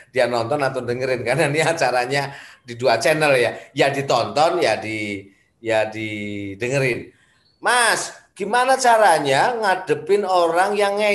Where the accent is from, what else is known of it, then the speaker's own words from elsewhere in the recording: Special Region of Yogyakarta, Indonesia; tadi problem yang Mas Budi ceritakan ini belum lama juga terjadi di desa saya di di Sleman gitu